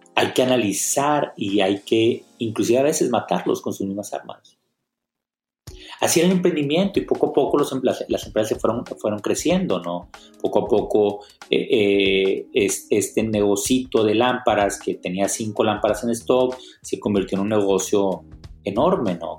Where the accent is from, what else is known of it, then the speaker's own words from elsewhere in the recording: Monterrey, Nuevo León, Mexico; soy originario de Monterrey